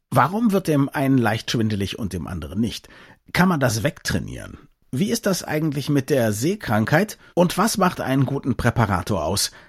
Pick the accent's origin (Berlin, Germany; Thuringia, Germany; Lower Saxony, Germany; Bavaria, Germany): Berlin, Germany; Für mich als Berliner ist Rummel ja was ganz Normales.